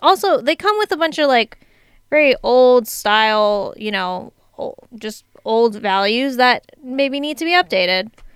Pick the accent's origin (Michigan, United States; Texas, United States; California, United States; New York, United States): California, United States; San Diego; I'm from San Diego